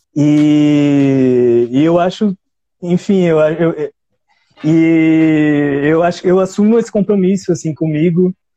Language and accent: Portuguese; São Paulo, Brazil; Eu sou da Zona Sul, aliás, sou do Jardim São Luís